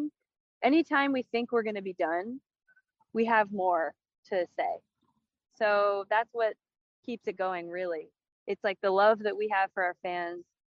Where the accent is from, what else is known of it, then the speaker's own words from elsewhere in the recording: New York, United States; I'm from New York